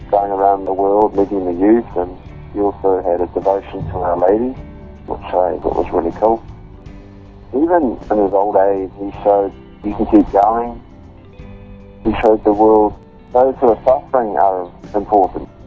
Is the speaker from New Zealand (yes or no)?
yes; New Zealand; I'm 27 years old, and I'm from New Zealand, a Kiwi.